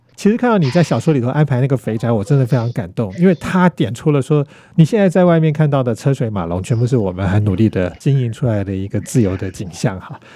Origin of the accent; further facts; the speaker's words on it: Taiwan; 我们台湾人